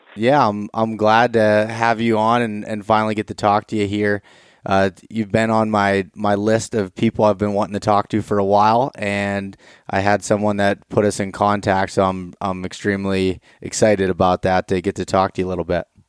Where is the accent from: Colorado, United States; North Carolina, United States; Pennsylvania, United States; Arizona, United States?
Pennsylvania, United States; North Central; I'm from North Central Pennsylvania, northwestern uh, PA here